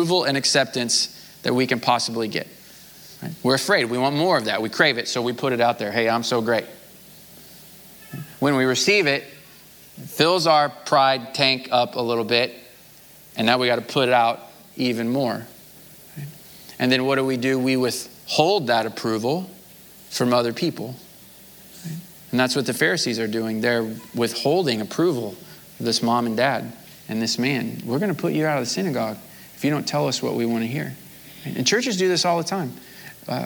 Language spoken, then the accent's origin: English; Missouri, United States; I'm from Missouri